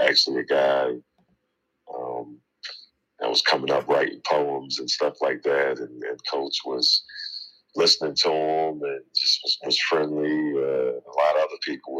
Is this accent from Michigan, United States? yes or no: no; Philadelphia, Pennsylvania, United States; I'm from West Philadelphia. It's an area called the Bottom.